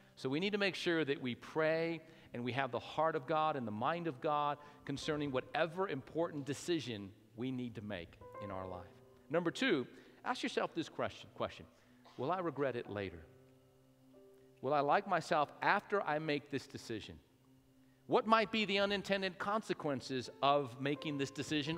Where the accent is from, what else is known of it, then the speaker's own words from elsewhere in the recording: Albuquerque, New Mexico, United States; moved away as an adult; now in Lubbock, United States; born and raised in New Mexico, my wife and I spent 30 years of my life in Albuquerque.